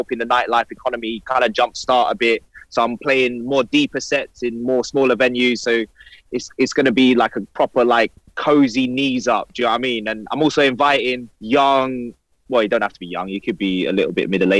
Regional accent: United Kingdom; being two British lads

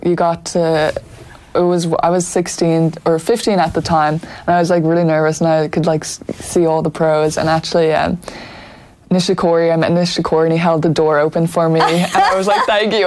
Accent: Dublin, Leinster, Ireland; moved away as an adult; also born or lived in Florida, United States; we grew up in Donnybrook

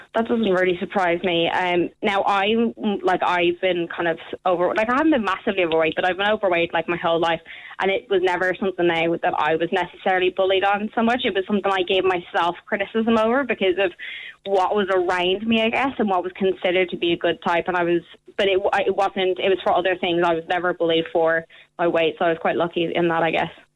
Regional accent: Ireland; also born or lived in London; I was born in London, went to school over here for a while, um, and then I moved over to Ireland and I started school in Ireland

